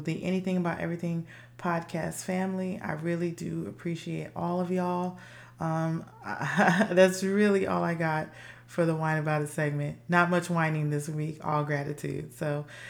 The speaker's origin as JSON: {"language": "English", "town": "Los Angeles", "region": "California", "country": "United States", "said": "I'm a girl from Los Angeles, California"}